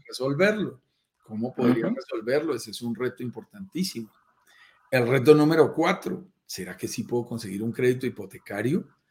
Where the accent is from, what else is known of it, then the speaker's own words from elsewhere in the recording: Colombia; accent: Colombian; eres colombiano por mi acento. Notarás que yo soy colombiano